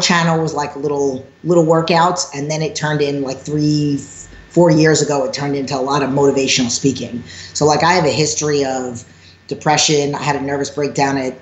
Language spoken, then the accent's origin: English; New York, United States; accent: New York; moved away as an adult; now in California, United States; I started training back in 2001 at Bally's in New York, hence my New York accent.